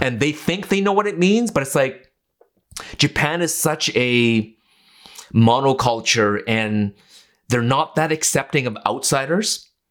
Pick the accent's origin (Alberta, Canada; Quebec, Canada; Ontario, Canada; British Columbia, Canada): British Columbia, Canada; Vancouver; also born or lived in Okinawa; I grew up in a part of Vancouver, East Vancouver